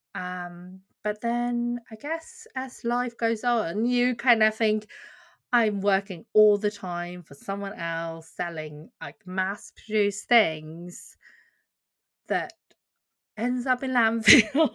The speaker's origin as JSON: {"language": "English", "country": "Sweden", "tie": "born or raised there", "also_born_or_lived": "Korea", "moved": "yes", "lives_now": "Bedfordshire, United Kingdom", "said": "I, uh, am a doctor from Korea and I grew up in Sweden"}